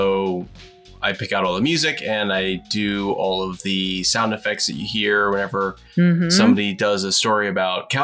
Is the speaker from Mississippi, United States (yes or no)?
no; Washington, District of Columbia, United States; also born or lived in New York City, United States / Juneau, Alaska, United States; I grew up in the Washington, D.C. area. I was born in New York City. But my parents moved down here when I was super little.